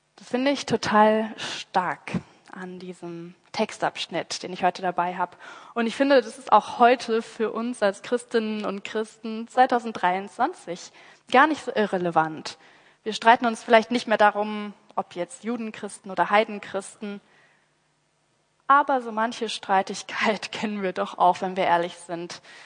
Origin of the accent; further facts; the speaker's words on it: Rhineland, Germany; ich mit meiner rheinländischen Mentalität